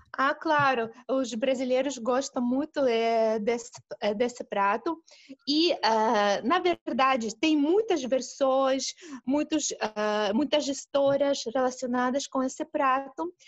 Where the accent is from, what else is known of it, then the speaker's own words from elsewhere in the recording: Russia; Portuguese is a second language; Imagine ter uma vizinha que é brasileira aqui na Rússia